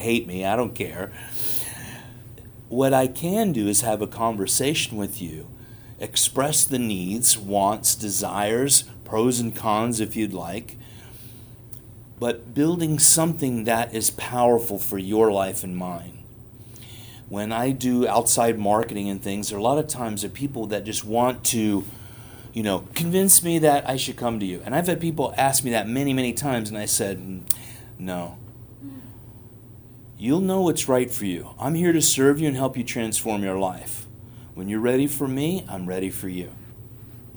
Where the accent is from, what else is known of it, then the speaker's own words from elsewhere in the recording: New York City, New York, United States; I'm a New Yorker. I grew up in New York City